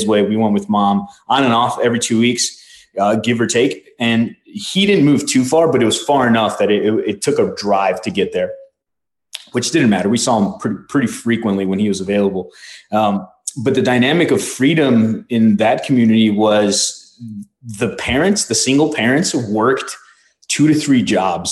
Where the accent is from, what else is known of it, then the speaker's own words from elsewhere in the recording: Chicago, Illinois, United States; first language Spanish; English is a second language; moved away as an adult; also born or lived in Mexico; now in Arizona, United States; I was born in Chicago in the early 80s